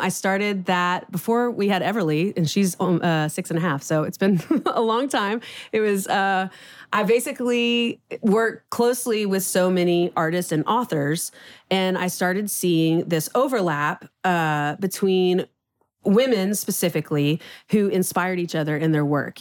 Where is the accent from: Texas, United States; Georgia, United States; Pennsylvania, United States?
Texas, United States; Houston; moved away as an adult; now in Nashville, United States; born and raised in Houston